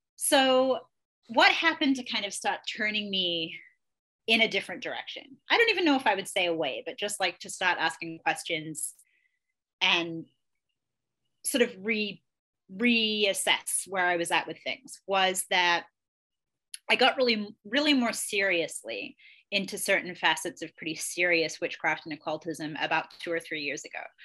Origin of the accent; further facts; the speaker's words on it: Australia; moved away; also born or lived in England; I grew up in Australia and England. I was born in England. I was there until I was 10, and then I spent the rest of my childhood and young adulthood in Australia.